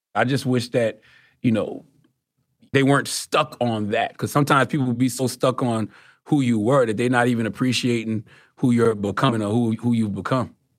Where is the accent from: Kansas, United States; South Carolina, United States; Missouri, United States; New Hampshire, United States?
South Carolina, United States; Moncks Corner; I'm from Moss Corner, South Carolina